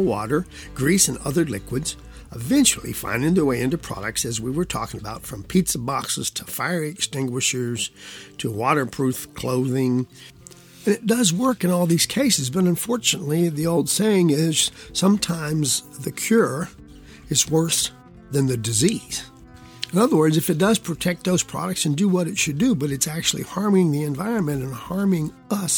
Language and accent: English; West Virginia, United States; since I'm actually really from West Virginia